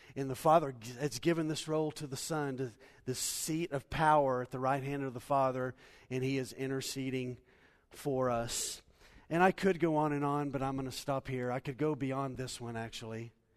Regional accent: United States; We're American Christians

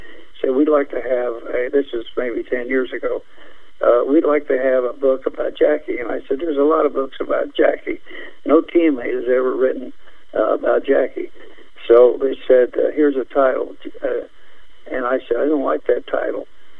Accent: Anderson, Indiana, United States; a kid growing up in Anderson, Indiana

